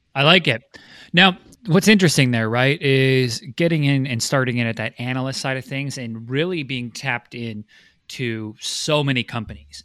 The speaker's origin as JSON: {"language": "English", "town": "Vancouver", "region": "British Columbia", "country": "Canada", "tie": "born or raised there", "said": "Vancouver, which is my hometown"}